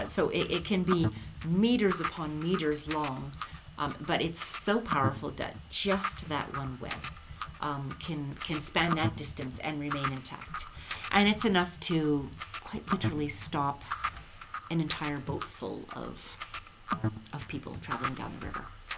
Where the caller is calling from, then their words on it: Cheadle, Alberta, Canada; I'm listening from Cheadle, Alberta.